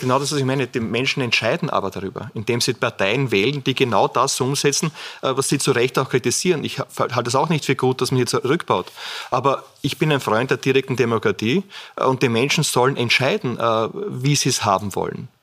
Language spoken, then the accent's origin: German; Burgenland, Austria; als Burgenländer